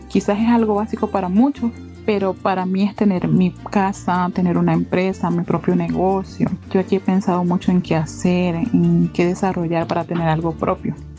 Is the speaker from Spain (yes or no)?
no; Lake Maracaibo area, Zulia, Venezuela; moved away as an adult; now in Colombia; en mi tierra se extrae mucho petróleo dentro del lago Maracaibo